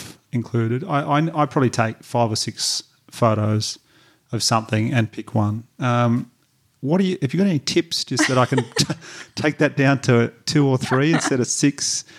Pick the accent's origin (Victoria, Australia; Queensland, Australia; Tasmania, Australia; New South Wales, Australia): New South Wales, Australia; Batemans Bay; my hometown in Batemans Bay, New South Wales, you could do a great one there.